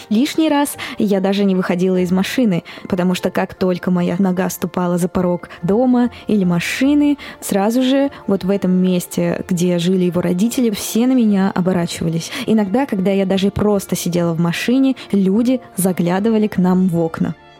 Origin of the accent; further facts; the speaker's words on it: Moscow, Russia; я родилась и выросла в Москве